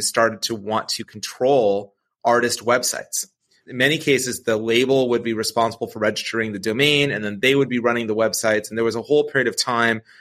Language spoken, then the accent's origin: English; Novato, California, United States; I grew up in Novato, California.